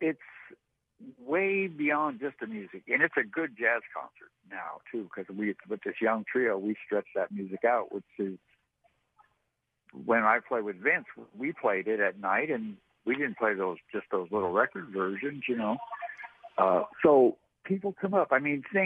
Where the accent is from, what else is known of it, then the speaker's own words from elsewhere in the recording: San Francisco, California, United States; moved away; also born or lived in Seattle; I grew up in San Francisco, and that was a different thing